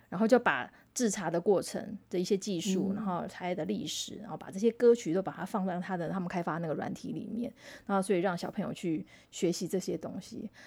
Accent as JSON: {"language": "Chinese", "country": "Taiwan", "first_language": "Taiwanese Hokkien", "second_language": "Chinese", "said": "我小时候是讲台语的"}